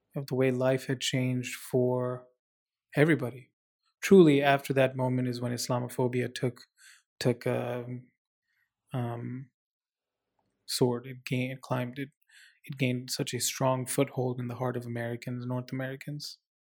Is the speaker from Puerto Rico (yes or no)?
no; Dubai, United Arab Emirates; moved away as an adult; also born or lived in India / Abu Dhabi; now in Vancouver, Canada; I, uh, was born in India, but then I grew up in the Middle East, um, moved almost immediately to, uh, Dubai, the United Arab Emirates, Dubai, Abu Dhabi, spent about seventeen years of my life there